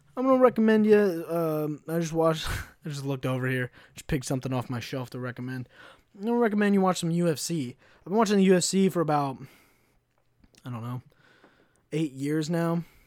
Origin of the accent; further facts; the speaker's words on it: United States; I'm an American